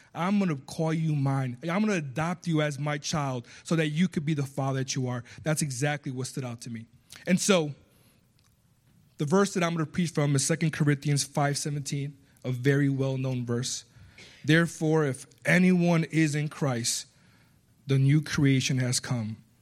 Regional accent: United States; accent: small Spanish accent; also born or lived in Puerto Rico; I was born in Puerto Rico. I was raised here, so I have an American accent when I speak Spanish, a small Spanish accent when I speak English.

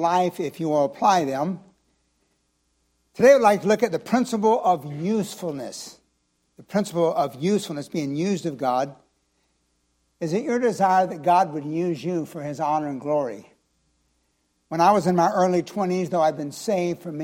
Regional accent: Florida, United States; also born or lived in Clearwater, Florida / Chiefland, Florida / Land O'Lakes, Florida; I'm a true Floridian

